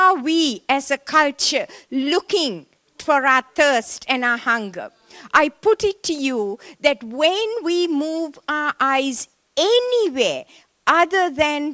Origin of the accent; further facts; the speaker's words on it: Sri Lanka; moved away as an adult; I was born in Sri Lanka, in the tea plantations of Sri Lanka. And I went to a Methodist missionary school